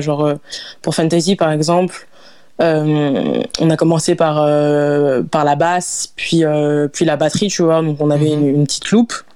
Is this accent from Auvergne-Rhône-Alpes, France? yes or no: yes; Lyon, Auvergne-Rhône-Alpes, France; also born or lived in Lille; j'ai grandi à Lyon. Euh, donc, j'ai déménagé à, Lyon quand j'avais 6 ans environ.